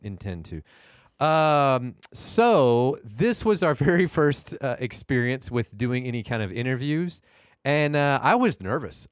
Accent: Houston, Texas, United States; I'm, I'm from Houston, Houstonian

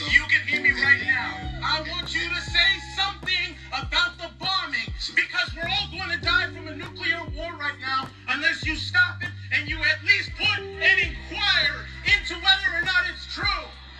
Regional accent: New York City, New York, United States; I'm a New Yorker too.

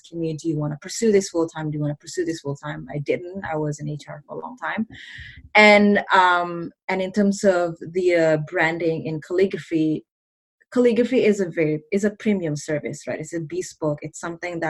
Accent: Mississauga, Ontario, Canada; English is a second language; I am from Mississauga, Ontario, Canada.

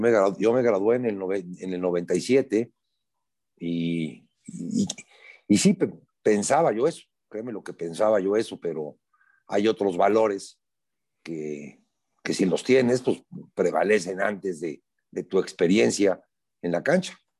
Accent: Puebla, Mexico; Yo soy un poblano de 62 años que toda mi vida he estado involucrado en el fútbol, en particular en Puebla, aquí vivo aquí siempre he vivido

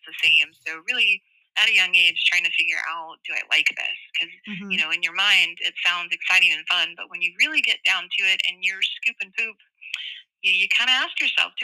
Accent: Tennessee, United States; moved away as an adult; now in Georgia, United States; I was born in Tennessee, which is a landlocked state.

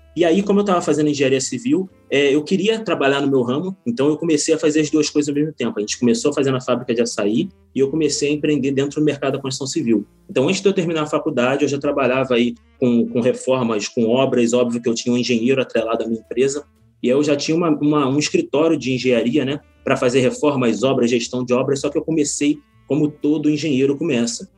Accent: Magé, Rio de Janeiro, Brazil; now in Niterói, Brazil; Eu nasci numa cidade interior, na Baixada Fluminense, Magé, não sei quantos conhecem, mas é uma baixada, é uma cidadezinha bem pequena. E minha vida em empreendedorismo começou exatamente lá.

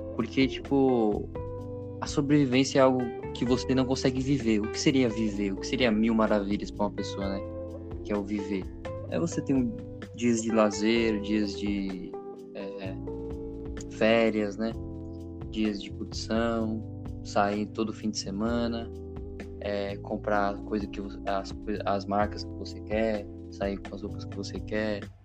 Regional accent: São Paulo, Brazil; Eu sou paulista aqui

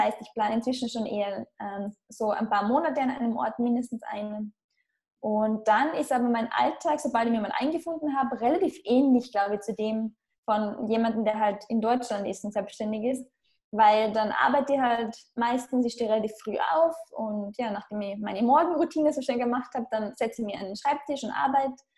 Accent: Austria; moved away as an adult; Ich bin auch in einem Dorf aufgewachsen in Österreich, also jetzt nicht einmal nahe einer Stadt

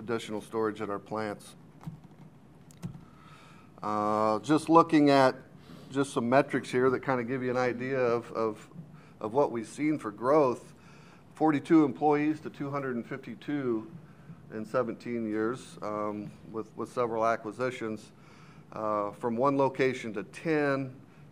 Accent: Western Illinois, United States; also born or lived in Iowa; I grew up in Western Illinois on a small livestock and row crop farm.

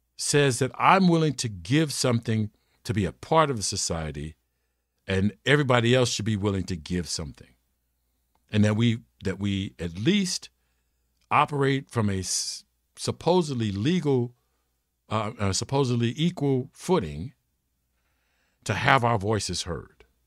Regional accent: United States; I'm an American

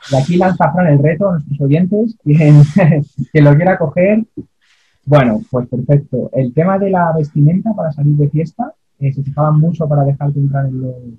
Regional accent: Spain; nuestro país, España, los españoles, al menos los universitarios

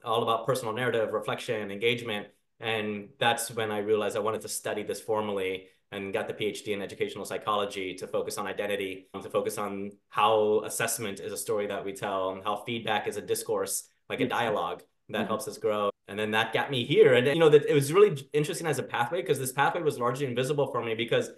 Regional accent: Miami, Florida, United States; growing up in Miami, Florida

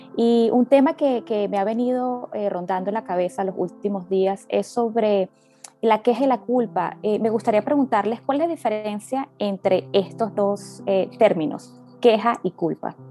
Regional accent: Venezuela; moved away; yo también como venezolana

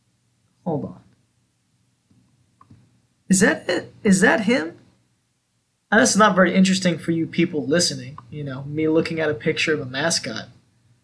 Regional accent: Georgia, United States; I'm from Georgia

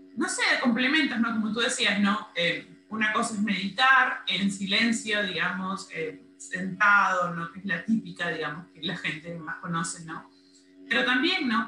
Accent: Peru; las dos somos de Perú

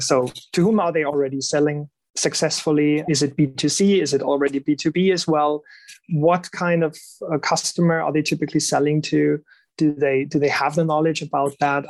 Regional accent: Germany; moved away; I'm I'm originally from Germany, so I I know my folk pretty well

